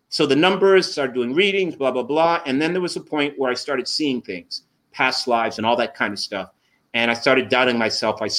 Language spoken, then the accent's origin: English; Boston, Massachusetts, United States; I grew up in Boston